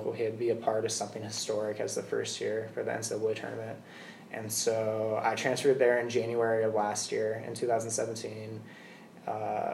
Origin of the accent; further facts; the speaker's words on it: Peoria, Arizona, United States; I'm from Peoria